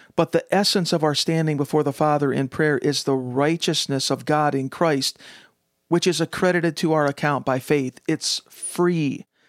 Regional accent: United States; as an American

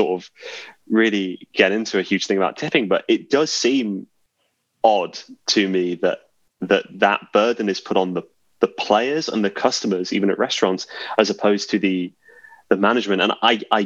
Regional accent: England, United Kingdom; being English

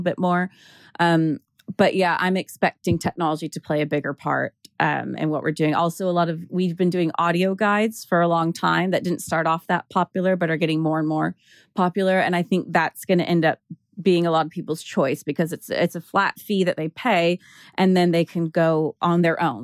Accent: United States; now in London, United Kingdom; as an American

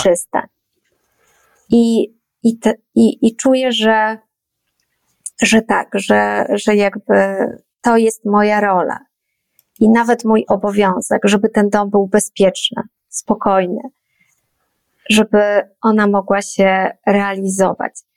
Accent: Poland; urodziłam się w Polsce, wychowywana też byłam tutaj

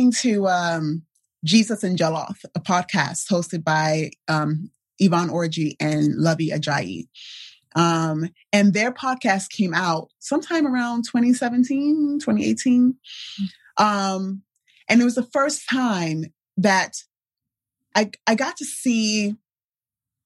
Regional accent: United States; I'm an American born Nigerian

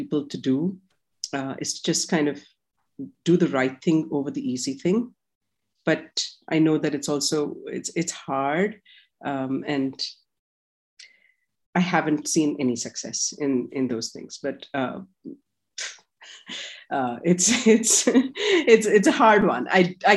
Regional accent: India; I'm Indian

